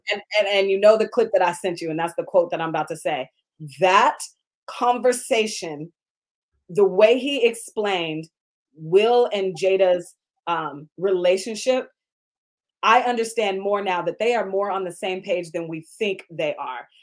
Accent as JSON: {"language": "English", "town": "Seattle", "region": "Washington", "country": "United States", "tie": "born or raised there", "said": "I grew up in Seattle"}